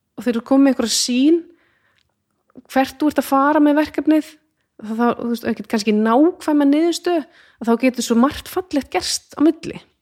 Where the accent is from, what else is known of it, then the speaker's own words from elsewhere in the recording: Iceland; að alast upp á Íslandi